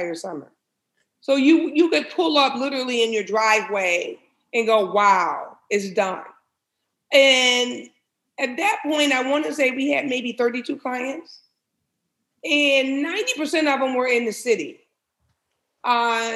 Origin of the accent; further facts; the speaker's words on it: Highland Park, Michigan, United States; I was born and raised in Highland Park, Michigan.